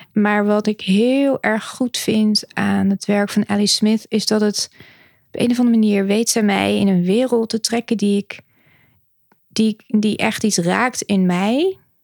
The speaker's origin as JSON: {"language": "Dutch", "region": "Utrecht", "country": "Netherlands", "tie": "born or raised there", "moved": "yes", "lives_now": "The Hague, Netherlands", "said": "ik ben eigenlijk geboren in Utrecht"}